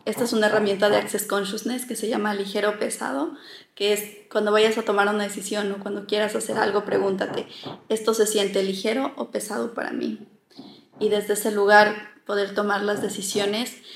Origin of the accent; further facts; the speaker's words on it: Loja, Ecuador; also born or lived in Quito, Ecuador; now in Barcelona, Spain; yo soy ecuatoriana, soy de Loja, que es una ciudad al sur del Ecuador, pero viví mucho tiempo en Quito y ahora estoy viviendo en Barcelona